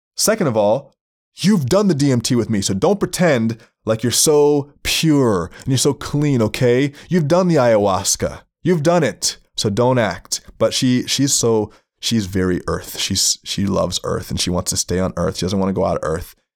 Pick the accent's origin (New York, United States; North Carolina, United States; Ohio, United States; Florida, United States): Florida, United States; I grew up in Florida